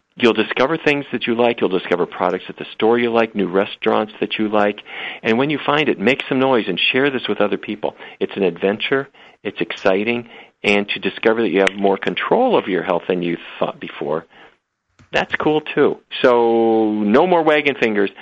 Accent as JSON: {"language": "English", "town": "Fargo", "region": "North Dakota", "country": "United States", "tie": "born or raised there", "said": "when I grew up in Fargo, North Dakota, it was roast beef, baked potatoes, and corn every day"}